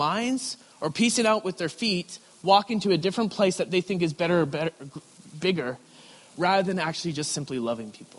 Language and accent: English; Creston, British Columbia, Canada; also born or lived in Richmond, BC; I grew up in a small little town in Creston, BC